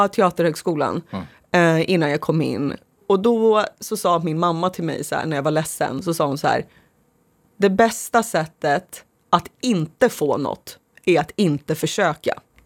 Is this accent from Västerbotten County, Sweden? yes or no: no; Sorunda, Stockholm County, Sweden; I ett sånt område växte jag upp